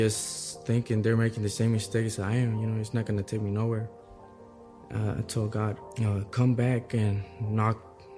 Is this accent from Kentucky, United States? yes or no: no; Waco, Texas, United States; I'm from Waco, Texas